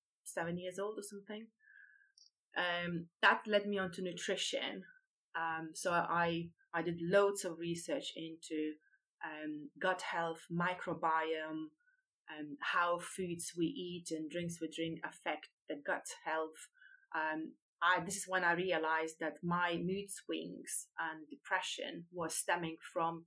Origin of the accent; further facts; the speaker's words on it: Lithuania; moved away as an adult; now in United Kingdom; I come from Lithuania originally. I've been living in UK now for over 23 years